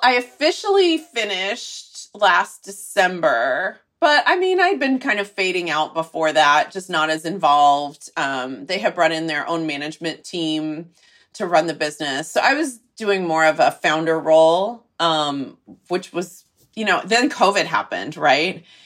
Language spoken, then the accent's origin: English; Texas, United States; moved away; I'm from Texas, so it's kind of in my blood a little bit